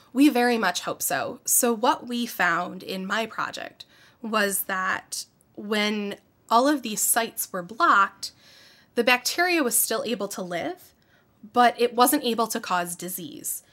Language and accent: English; Syracuse, New York, United States; I grew up in the Syracuse area. Um, I've lived here my whole life